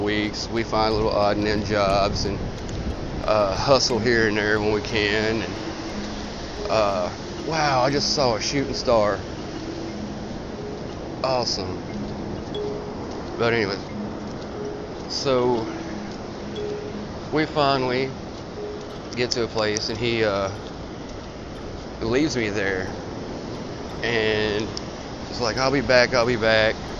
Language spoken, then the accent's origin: English; Nashville, Tennessee, United States; moved away as an adult; now in Daytona Beach, United States; I was originally from Nashville, Tennessee